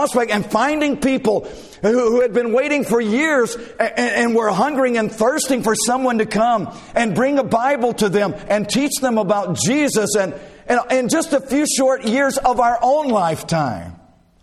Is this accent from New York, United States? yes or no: no; South Alabama, United States; Growing up in South Alabama, I worked in many a field